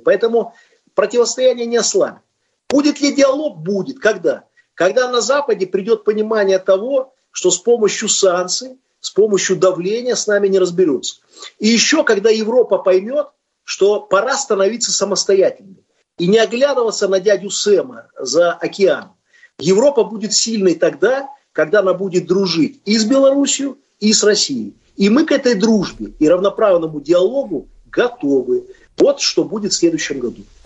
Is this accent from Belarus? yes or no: yes; Belarus; У нас в стране разные политические взгляды.